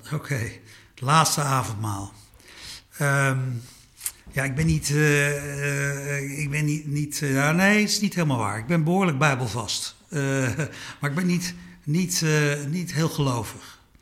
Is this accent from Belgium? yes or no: no; Suriname; now in Netherlands; Ik ben in Suriname geboren